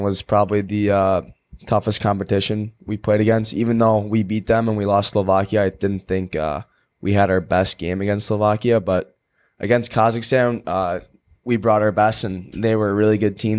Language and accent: English; Chicago, Illinois, United States; I'm from Chicago